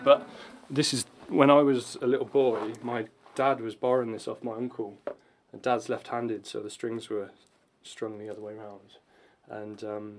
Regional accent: Bromyard, West Midlands, United Kingdom; I grew up in Bromyard, which is a little town about 25 minutes from here.

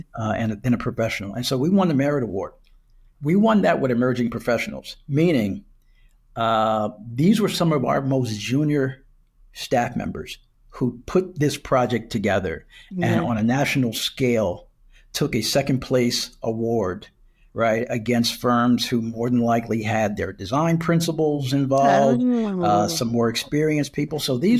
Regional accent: Wilmington, Delaware, United States; I interned with the DuPont Company in my hometown of Wilmington, Delaware.

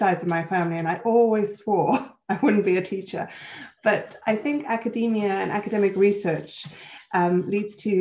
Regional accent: Switzerland; also born or lived in Johannesburg, South Africa; now in United Kingdom; So I'm South African and Swiss. So I was born in Johannesburg and I had most of my schooling in Switzerland before I came to the UK

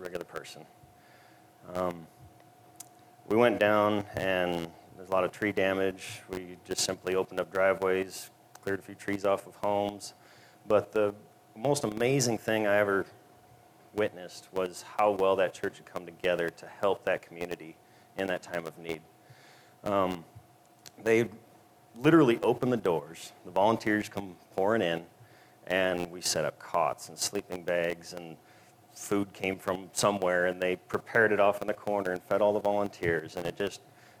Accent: Minnesota, United States; moved away as an adult; I'm not from around here. I was born and raised in Minnesota, and grew up on a farm

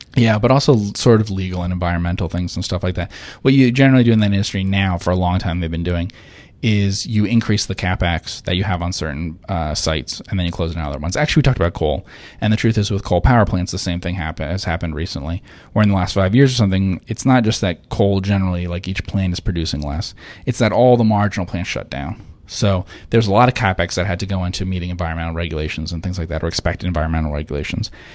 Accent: New Jersey, United States; moved away; I'm from New Jersey originally

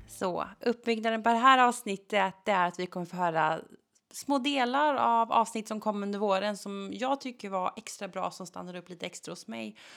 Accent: Gothenburg, Västra Götaland, Sweden; jag som göteborgare

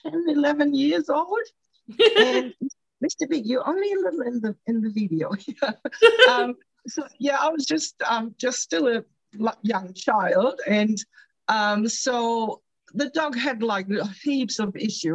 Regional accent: Germany; now in Australia; I'm originally from Germany.

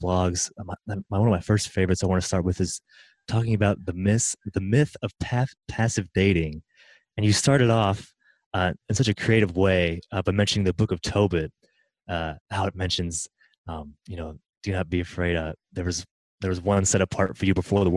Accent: Middle Tennessee, United States; I grew up here in Middle Tennessee.

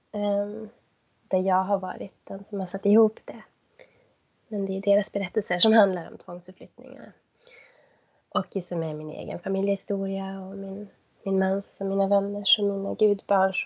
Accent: Kiruna, Norrbotten County, Sweden; moved away as an adult; now in Jokkmokk, Sweden; jag är uppvuxen i Kiruna.

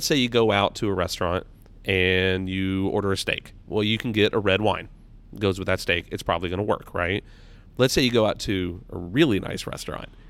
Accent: Louisville, Kentucky, United States; moved away as an adult; now in southern Indiana, United States; I am from Louisville.

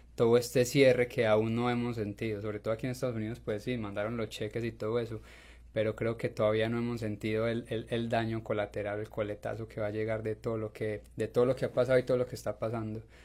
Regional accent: Colombia; now in United States; soy colombiano y sé cómo se maneja en Colombia

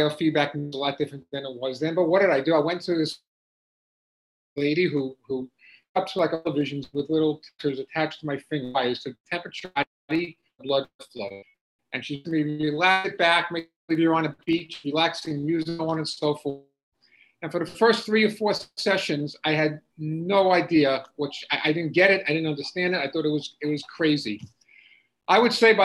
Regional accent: Long Island, New York, United States; I grew up in Long Island, New York

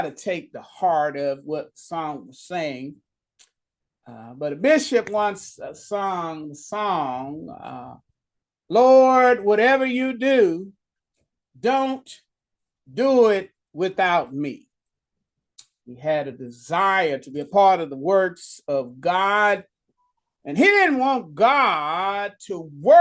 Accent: Dallas, Texas, United States; moved away; I'd have to go back to Dallas, Texas

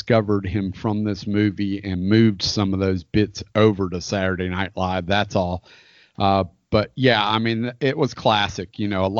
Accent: Florida, United States; I was born and raised in Florida

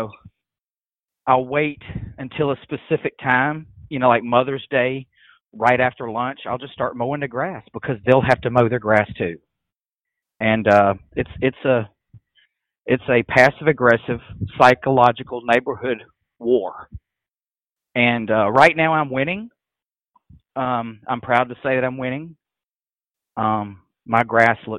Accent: Mississippi Delta, United States; I grew up in the Delta, you know, like getting my hands dirty

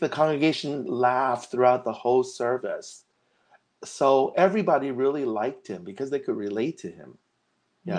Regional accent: Los Angeles, California, United States; also born or lived in Hong Kong / Santa Barbara; I actually grew up here since I was like we came to America when I was four years old

